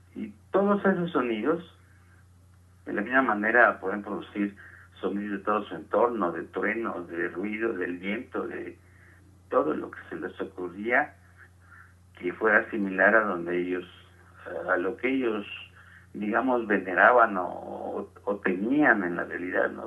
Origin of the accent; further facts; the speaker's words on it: Tequila, Jalisco, Mexico; moved away as an adult; also born or lived in Guadalajara / England; now in Mexico City, Mexico; Nosotros jugábamos en mi pueblo, hay un pueblo de Jalisco que se llama Tequila.